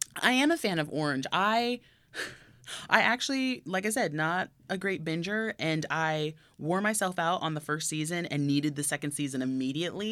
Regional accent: Tokyo, Japan; now in Burbank, United States; I grew up in Tokyo, went to Disney, or Tokyo Disneyland every year I was there.

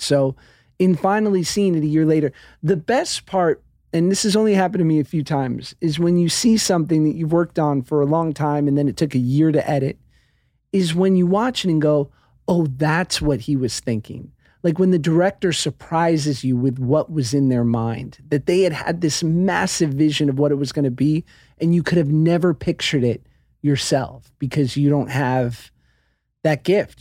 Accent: New York, United States; I'm from New York

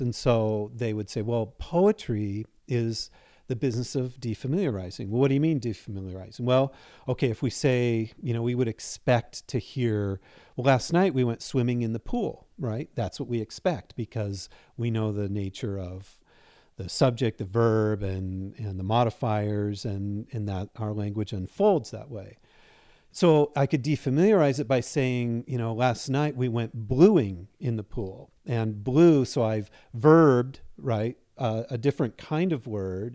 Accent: Seattle, Washington, United States; also born or lived in Chapel Hill, North Carolina; now in Spokane, United States; I'm originally from Seattle

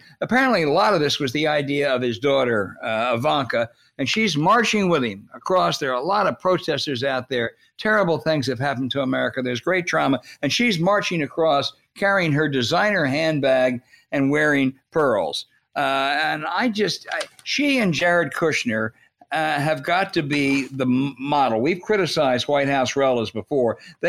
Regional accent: near Camden, New Jersey, United States; I grew up near Camden. It's a really, really home of Jersey Joe Walcott and a really impoverished town.

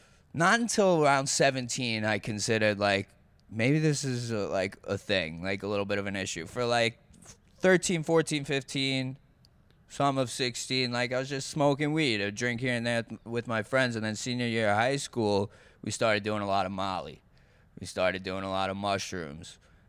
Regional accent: Lake Grove, New York, United States; Lake Grove, New York.

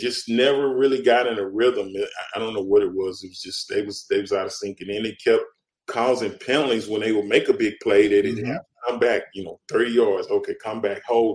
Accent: Dallas, Texas, United States; now in Houston, United States; I grew up in Dallas

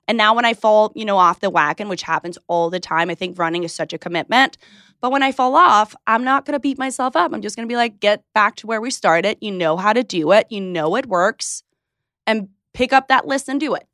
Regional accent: Hillerød, Capital Region of Denmark, Denmark; moved away; I grew up in Denmark, you got that right, in a small town, maybe you could say it, Hillerød.

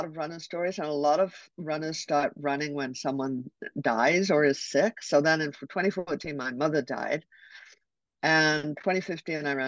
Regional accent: Calgary, Alberta, Canada; I grew up in Calgary

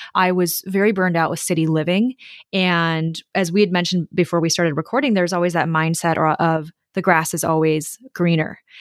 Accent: Minnesota, United States; moved away as an adult; also born or lived in New York / San Francisco / Melbourne, Australia / London; I grew up in Minnesota

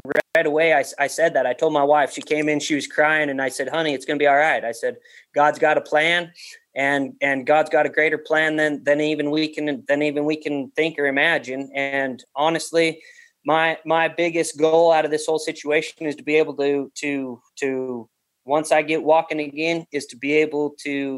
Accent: Wyoming, United States; moved away as an adult; now in Montana, United States; I moved to Montana 5 or 6 years ago, I guess. I'm originally from Wyoming

